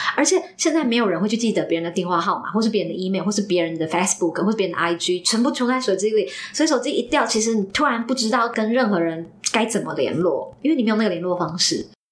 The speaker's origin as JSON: {"language": "Chinese", "country": "Taiwan", "said": "我来自一个这么安全的国家，台湾"}